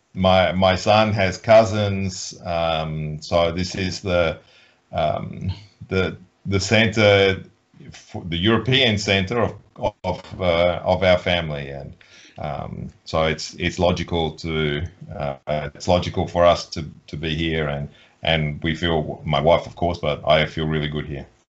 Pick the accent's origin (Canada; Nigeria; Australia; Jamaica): Australia; now in Poland; I grew up in Australia with a hot Christmas in summer